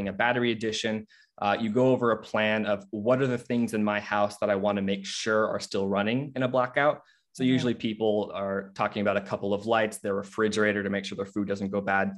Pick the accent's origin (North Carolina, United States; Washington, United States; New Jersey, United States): Washington, United States; Seattle; I'm from the Seattle area